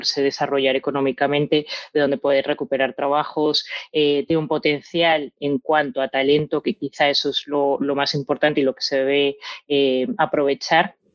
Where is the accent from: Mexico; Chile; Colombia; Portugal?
Colombia; also born or lived in United States; now in Spain; al ser colombiana y al estar, eh, pues bueno, pues a caballo entre Estados Unidos, entre mm, España